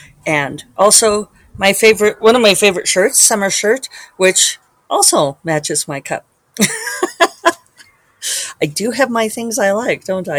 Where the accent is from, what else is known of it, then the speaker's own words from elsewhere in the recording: Selma, Alabama, United States; born there; they lived next door to my mom and my dad when I was born on the Air Force Base in Selma.